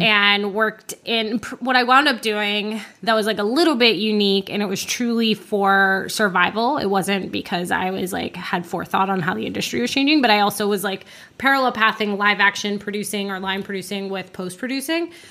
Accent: Orlando, Florida, United States; I grew up in Florida

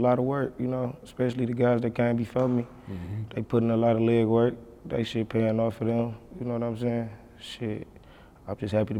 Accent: Detroit, Michigan, United States; I'm from Eastside 7 Mile.

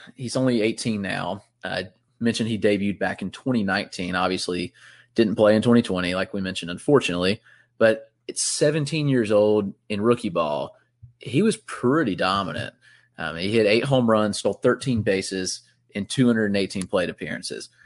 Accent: Greenville, South Carolina, United States; my hometown in Greenville, South Carolina.

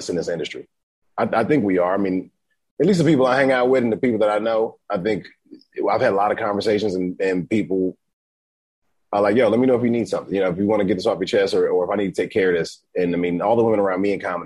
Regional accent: Atlanta, Georgia, United States; moved away; also born or lived in Dallas; I'm from Atlanta

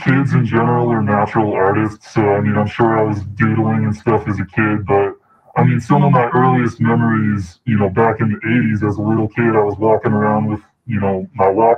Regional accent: East Coast, New York area, United States; now in Oakland, United States; originally I'm from the East Coast, New York area. I've been out here in Oakland for a while now, so currently based out of Oakland

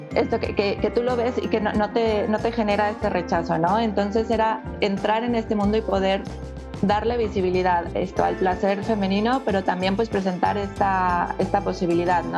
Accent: Mexico; moved away as an adult; also born or lived in Mexico City; now in Barcelona, Spain; también soy mexicana

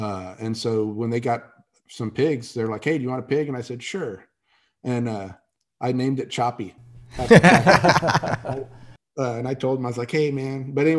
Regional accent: San Antonio, Texas, United States; I grew up in San Antonio, Texas.

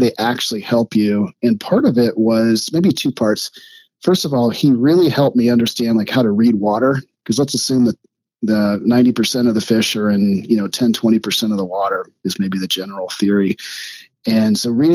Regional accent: Springfield, Ohio, United States; also born or lived in Rocky Mountains; now in Indiana, United States; I grew up in Ohio in a relatively small town called Springfield between good old Columbus and Dayton.

